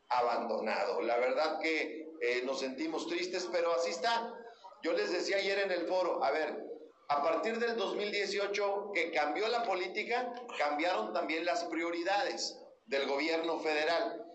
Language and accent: Spanish; San Juan del Río, Durango, Mexico; yo soy de campo, yo soy de San Juan del Río